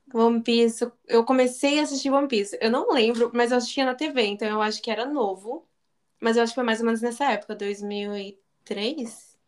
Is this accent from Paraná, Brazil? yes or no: yes; Paraná, Brazil; now in Japan; eu sou do Paraná